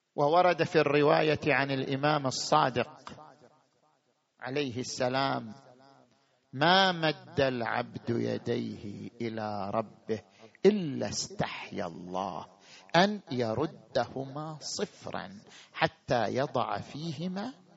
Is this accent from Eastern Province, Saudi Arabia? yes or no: yes; Qatif, Eastern Province, Saudi Arabia; في بلدنا القطيف